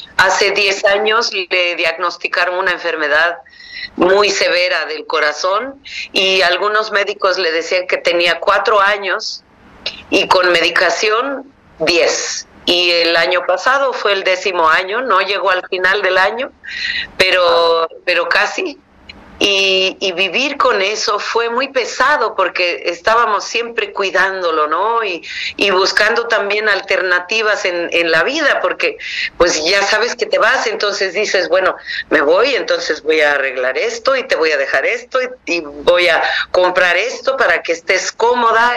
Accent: Mixteca, Oaxaca, Mexico; en mi pueblo, que era un pueblo pequeño de 40 mil personas, en, en, una región indígena que se llama la Mixteca

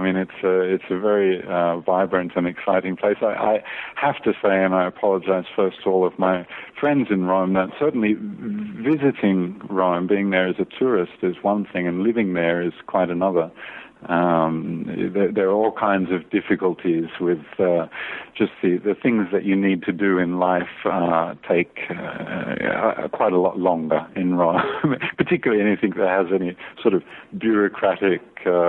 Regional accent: Australia; born there; moved away as an adult; also born or lived in California / Scotland / France; Well, I was born in Australia and left when I was 21 for the great big world outside of Australia, and ended up in California for a few years.

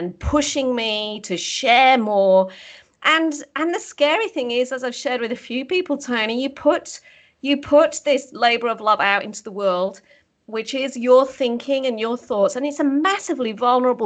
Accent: the north of England, United Kingdom; moved away as an adult; now in Australia; I was born and bred in the UK. I'm actually from the north of England. Grew up on a farm

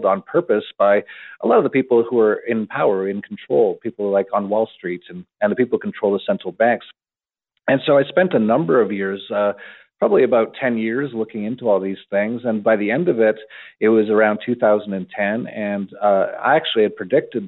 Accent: Canada; I was born in Canada and I actually had an internet company in Canada in the 1990s

